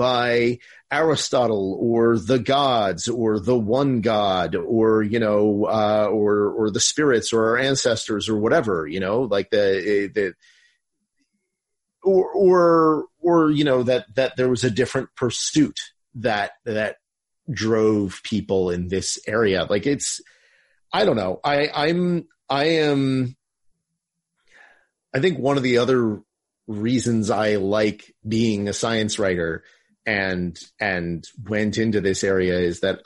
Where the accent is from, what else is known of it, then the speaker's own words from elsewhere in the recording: Morris County, Northern New Jersey, United States; moved away; I'm actually originally from Northern New Jersey. I grew up over in Morris County.